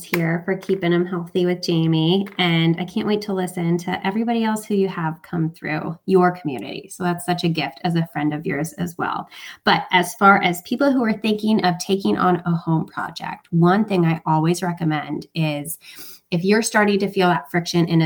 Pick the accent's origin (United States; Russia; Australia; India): United States; Alaska; moved away as an adult; also born or lived in Hawaii / Connecticut / Bucks County, Pennsylvania; now in Pennsylvania, United States; I'm not originally from here. I'm from Alaska. So I'm very far from home and very far from family